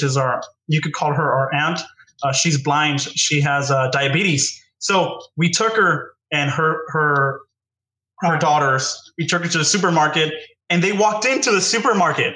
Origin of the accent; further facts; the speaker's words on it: United States; I was born here in the United States.